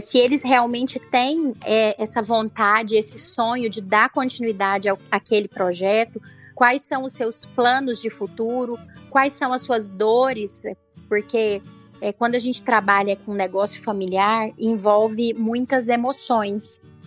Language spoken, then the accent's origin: Portuguese; Rio Verde, Goiás, Brazil; sou de Rio Verde